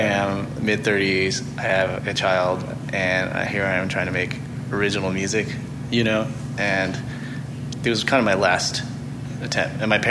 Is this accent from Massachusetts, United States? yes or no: no; Norfolk, Virginia, United States; also born or lived in Seattle, Washington / upstate New York; I was born in Seattle, and then I grew up also in upstate New York, and then Norfolk, Virginia, which is my hometown.